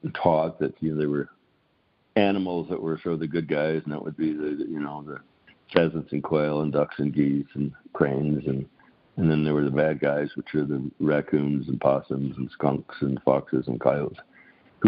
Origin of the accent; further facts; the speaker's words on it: Grand Island, Nebraska, United States; I grew up in Grand Island, Nebraska.